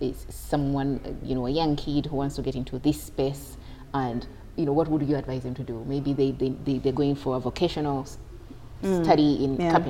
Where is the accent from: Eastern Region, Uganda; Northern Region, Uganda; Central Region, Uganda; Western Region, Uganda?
Central Region, Uganda; Kampala; I grew up on Makere Kavule